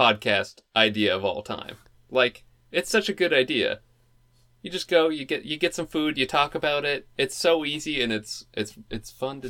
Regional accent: Portland, Oregon, United States; we're from Portland.

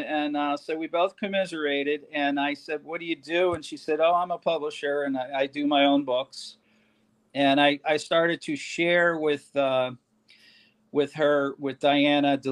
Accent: New Jersey, United States; moved away; I'm from New Jersey and everything's a big show

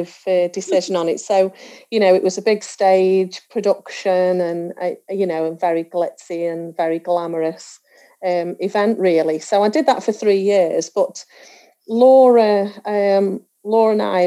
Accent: Stoke-on-Trent, West Midlands, United Kingdom; I'm from Stoke-on-Trent

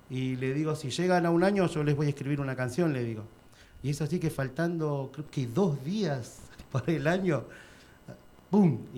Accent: Bolivia; No somos falsos bolivianos, ¿me entendés?

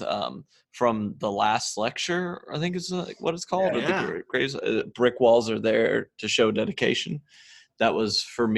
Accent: Nashville, Tennessee, United States; I'm from Nashville, Tennessee

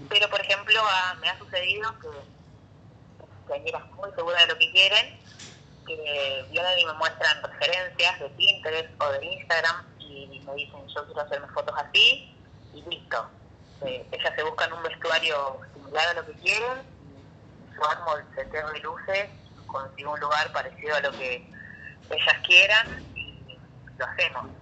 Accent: Corral de Bustos, Córdoba, Argentina; moved away as an adult; also born or lived in Rosario / San Luis; tuve que mudarme a Corral de Bustos, normalmente que es mi pueblo

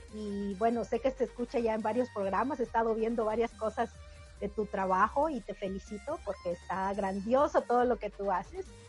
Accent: Minatitlán, Veracruz, Mexico; now in North Carolina, United States; yo nací en Minatitlán, Veracruz, México. Es un lugar muy petrolero

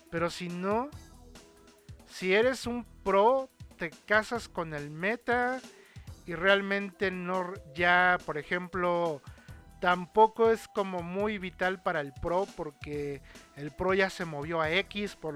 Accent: United States; Spanish is a second language; A table. Es que, es que soy gringa.

